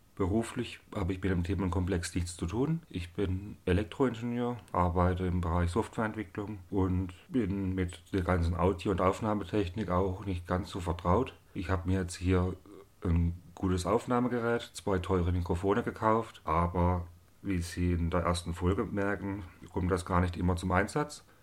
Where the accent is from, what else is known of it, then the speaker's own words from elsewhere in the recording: Unterharmersbach, Baden-Württemberg, Germany; also born or lived in Zell am Harmersbach; ich komme aus Unterhammersbach. Das ist ein Ort im Schwarzwald